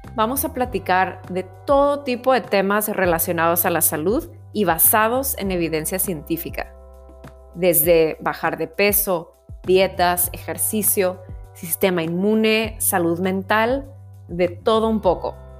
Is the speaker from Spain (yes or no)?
no; Mexico; now in Vancouver, Canada; soy mexicana y vivo en Vancouver